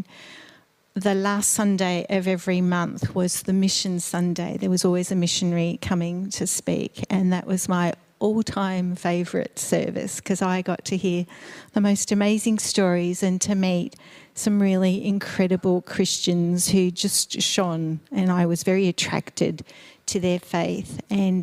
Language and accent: English; Melbourne, Victoria, Australia; also born or lived in Eastern Europe / Slovakia; So I was born in Eastern Europe. My family background is from Slovakia. My parents migrated to Australia when I was 2 years old, and I was raised in Melbourne.